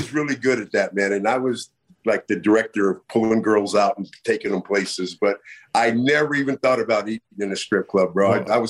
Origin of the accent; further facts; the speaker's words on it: Bay Area, California, United States; I'm from the Bay Area, you know, man.